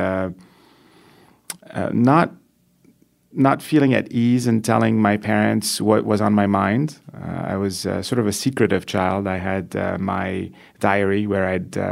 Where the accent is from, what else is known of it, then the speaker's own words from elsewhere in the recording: Beirut, Beirut Governorate, Lebanon; also born or lived in France; now in United States; I was born in Beirut in 47 years ago.